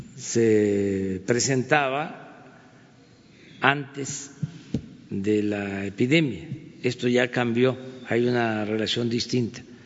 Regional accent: Mexico; como mexicano

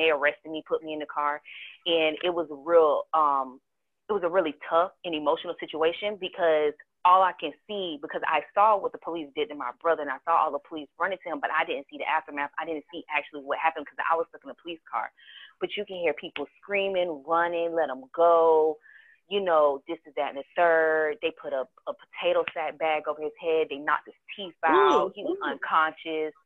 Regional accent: Charleston, South Carolina, United States; I was born in Charleston. I don't have the Geechee accent. I don't have the Gullah accent

